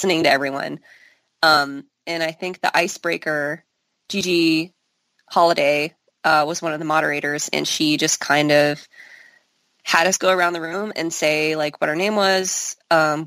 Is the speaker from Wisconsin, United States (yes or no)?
no; St. Louis, Missouri, United States; I'm American. I'm from St. Louis.